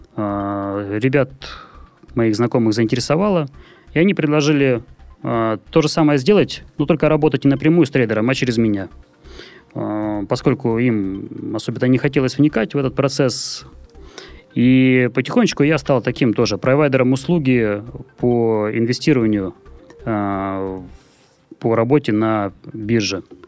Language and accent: Russian; Murmansk, Murmansk Oblast, Russia; now in Saint Petersburg, Russia; город Мурманск, мой родной город